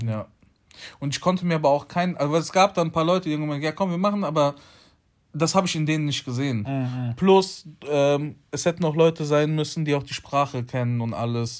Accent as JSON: {"language": "German", "country": "Poland", "said": "ich bin Pole"}